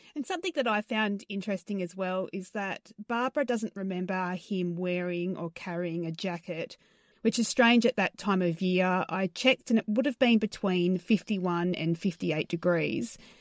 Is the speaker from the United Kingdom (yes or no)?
no; Australia; accent: Australian; I sound very Australian.